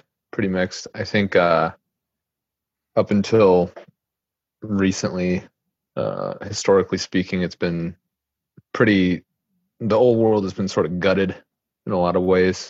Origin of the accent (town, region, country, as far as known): Wisconsin, United States; born or raised there; now in Russia